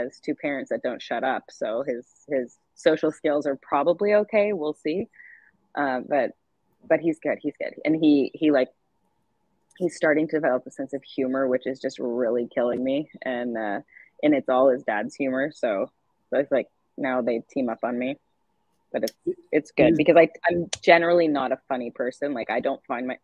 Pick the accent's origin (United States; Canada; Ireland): Canada; I'm Canadian